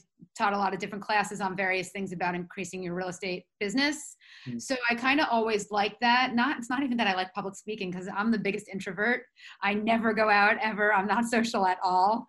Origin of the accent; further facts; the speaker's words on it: New York City, New York, United States; moved away as an adult; now in Bergen County, United States; I'm from Manhattan